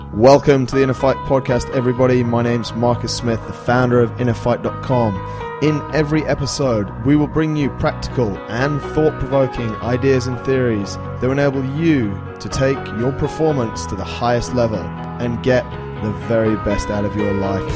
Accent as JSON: {"language": "English", "region": "England", "country": "United Kingdom", "said": "I'm from England"}